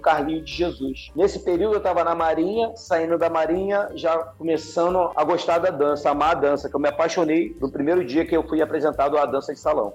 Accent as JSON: {"language": "Portuguese", "region": "Rio de Janeiro", "country": "Brazil", "tie": "born or raised there", "said": "Campo Grande, Santa Cruz, né, que era minha terra, minha, da minha, a minha raiz de lá, né, Santa Cruz"}